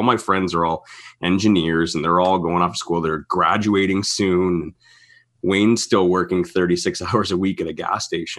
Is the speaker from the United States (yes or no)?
no; St. Catharines, Ontario, Canada; now in Alberta, Canada; That was 5 years, I think, after I moved to Alberta. I'm from St. Catharines, Ontario.